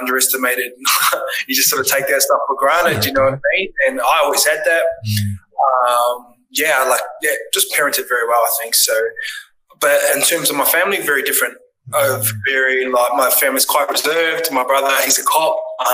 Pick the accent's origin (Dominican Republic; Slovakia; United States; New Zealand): New Zealand; Tokoroa, Waikato; I grew up in Tokoroa